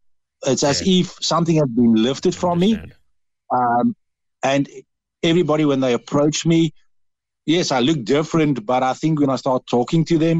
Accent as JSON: {"language": "English", "country": "Netherlands", "accent": "Dutch", "second_language": "English", "lives_now": "Cork, Ireland", "said": "I was brought up with all the principles of the Irish, and believe it or not, with my Dutch accent as well, I've got a lot of the sayings"}